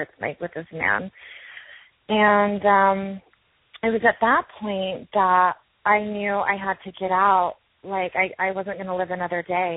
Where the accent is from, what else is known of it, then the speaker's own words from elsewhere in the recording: Utah, United States; I was raised LDS Mormon in Utah.